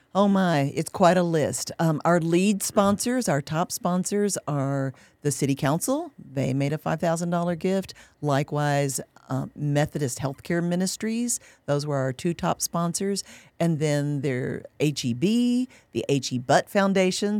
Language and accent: English; Kentucky, United States; moved away as an adult; now in San Antonio, United States; We'd lived in Kentucky for decades. That's my home state